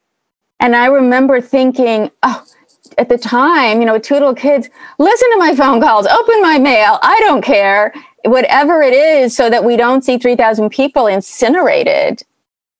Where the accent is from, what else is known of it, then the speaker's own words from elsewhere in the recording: Berkeley, California, United States; I grew up in Berkeley.